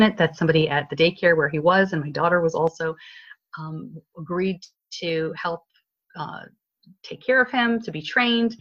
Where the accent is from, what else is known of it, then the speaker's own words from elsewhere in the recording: New York, United States; accent: northeastern; now in Charlotte, United States; I'm originally from New York